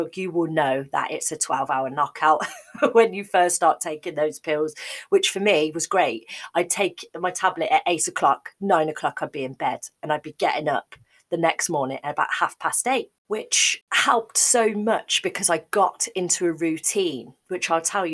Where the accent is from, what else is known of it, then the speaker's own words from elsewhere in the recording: Midlands, United Kingdom; moved away as an adult; also born or lived in Cardiff, Wales; my mum still lived in the Midlands where I'm from